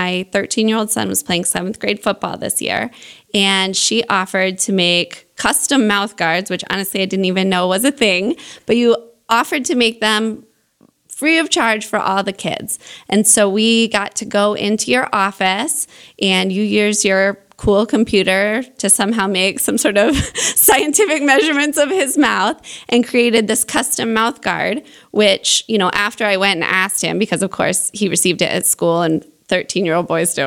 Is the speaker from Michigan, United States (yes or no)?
no; Omaha, Nebraska, United States; here in my hometown of Omaha, Nebraska